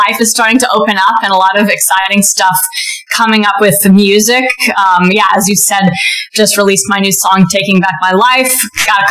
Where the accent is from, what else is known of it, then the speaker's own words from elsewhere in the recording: Silicon Valley, California, United States; I am from Silicon Valley